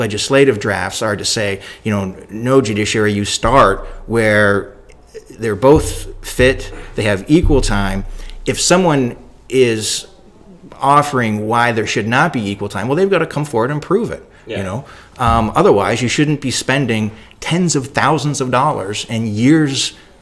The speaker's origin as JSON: {"language": "English", "country": "Canada", "said": "I'm Canadian"}